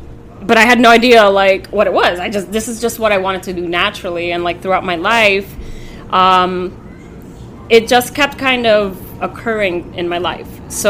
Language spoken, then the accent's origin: English; New York City, New York, United States; also born or lived in Santo Domingo, Dominican Republic / Bronx, New York; I lived in the Bronx briefly, and then I grew up in Washington Heights. And then eventually moved back to the Bronx.